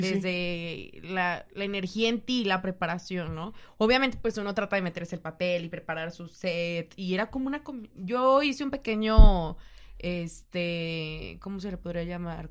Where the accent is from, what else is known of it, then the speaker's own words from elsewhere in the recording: Mexico; uno como mexicano